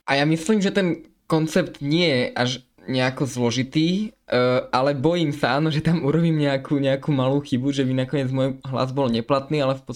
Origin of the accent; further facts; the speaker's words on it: Košice, Košice Region, Slovakia; som z Košic a som teda prvovolič